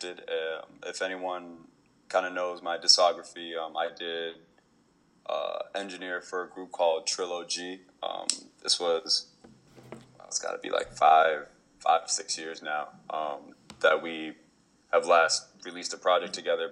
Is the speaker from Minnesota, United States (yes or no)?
yes; Minnesota, United States; also born or lived in East Coast; now in Los Angeles, United States; I'd like to say I'm homegrown from Minnesota, but was born on the East Coast. Came over to Minnesota, and now I'm out here